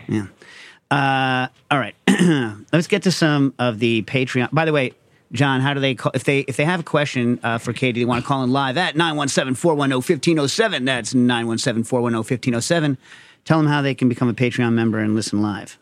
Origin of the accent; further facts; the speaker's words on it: United States; I'm American